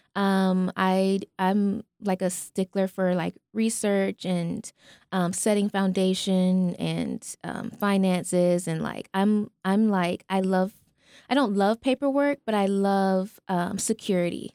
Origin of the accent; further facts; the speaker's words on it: Albany, Georgia, United States; Albany, Georgia.